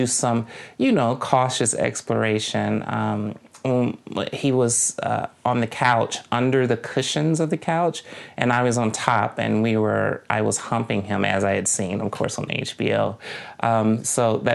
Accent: Jackson, Mississippi, United States; my hometown is Jackson, Mississippi

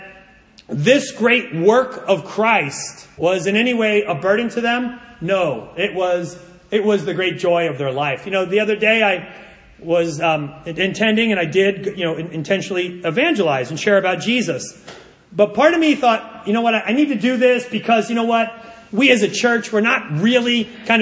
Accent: United States; I'm an American living in the most individualistic society

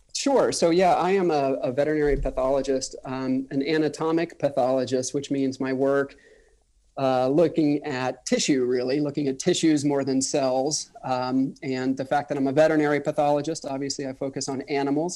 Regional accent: Orlando, Florida, United States; moved away as an adult; also born or lived in Washington, District of Columbia, United States / Manhattan; I'm from the Orlando area. Um, I grew up, even though it was the suburbs, it was still Florida

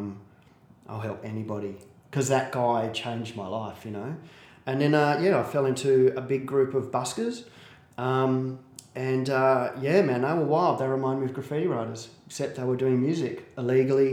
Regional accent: Perth, Western Australia, Australia; I'm from Perth. I'm from Maddington, which is 20 minutes out of Perth.

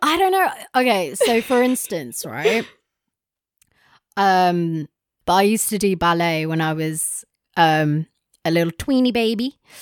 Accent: London, United Kingdom; we grew up in London

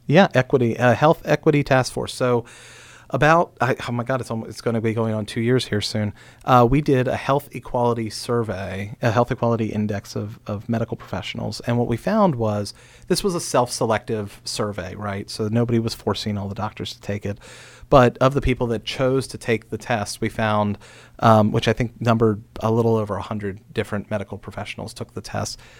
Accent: Frederick County, Maryland, United States; growing up in Frederick County

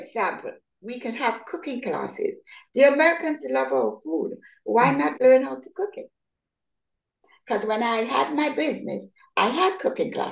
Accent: Grenada; born or raised there; also born or lived in New York City; now in Charlotte, United States

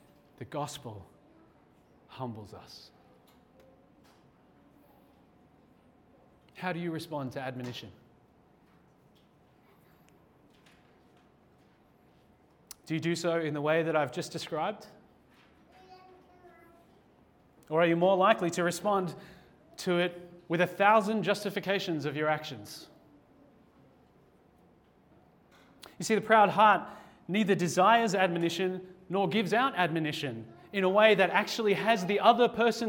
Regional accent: Australia; as an Australian

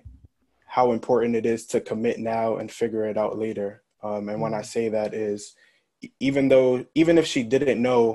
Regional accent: New York City, New York, United States; moved away as an adult; also born or lived in Hartford, Connecticut; growing up in the Bronx

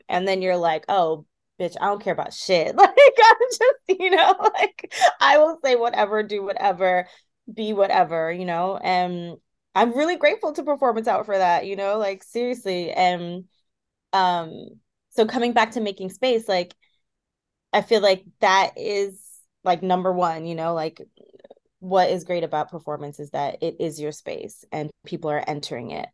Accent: Washington, District of Columbia, United States; the highest population of Ethiopians and Eritreans are in the DC area. So like I also very much felt like I grew up in Addis Ababa.

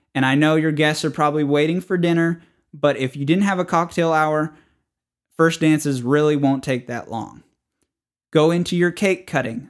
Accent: the North, United States; moved away; I was raised in the North

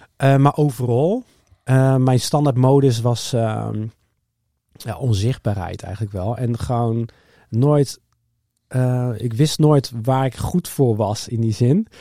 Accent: Harderwijk, Gelderland, Netherlands; moved away as an adult; also born or lived in Alphen aan de Rijn / The Hague; ik ben opgegroeid in Harderwijk

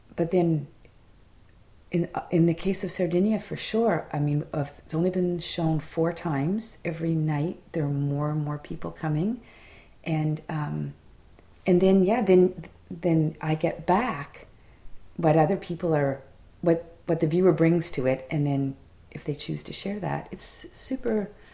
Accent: Fredericton, New Brunswick, Canada; an instructor at a college in my hometown

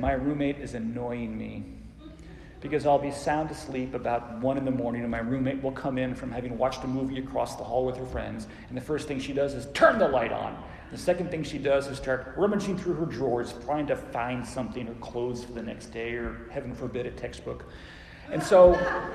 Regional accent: Phoenix, Arizona, United States; When I was a kid growing up in Phoenix

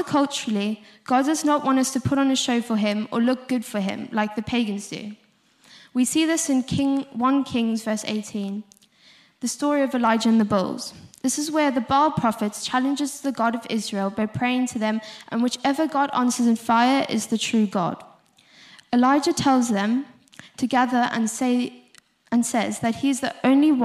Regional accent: South Africa; accent: South African; moved away; If you couldn't hear from my accent, I'm South African.

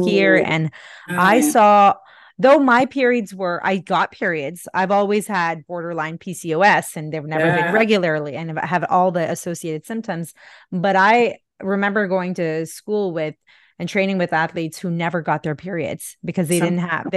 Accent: India; I'm Indian

